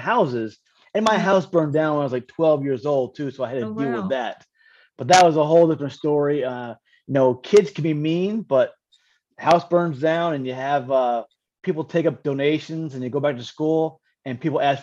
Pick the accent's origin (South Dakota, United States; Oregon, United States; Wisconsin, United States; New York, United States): New York, United States; Rosendale; also born or lived in Highland, New York; I grew up in a small town called Rosendale, New York, in Highland, New York. That's upstate New York